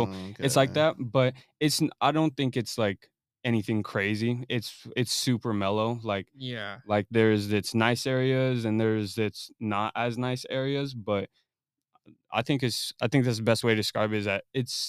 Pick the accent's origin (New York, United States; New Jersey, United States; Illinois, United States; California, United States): California, United States; Corona; also born or lived in Fontana; I was born in Fontana, but I moved to Corona since like when I was like 3, and I've just been in Corona, and I moved around in Corona a lot